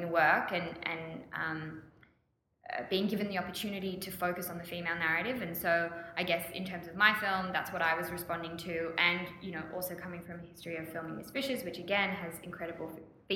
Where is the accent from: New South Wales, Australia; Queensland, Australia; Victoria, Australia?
Victoria, Australia; Victoria, which is my home state in Oz.